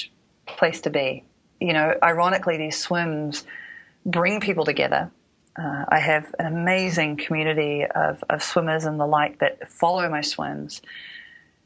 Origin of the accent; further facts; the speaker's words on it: New Zealand; all the years that I was a ballerina growing up in New Zealand